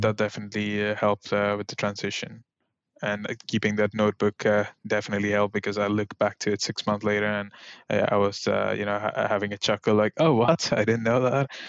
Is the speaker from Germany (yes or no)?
no; India; moved away as an adult; also born or lived in Delft, Netherlands; now in Eindhoven, Netherlands; born and raised in India, uh, I moved to Netherlands at the age of, uh, twenty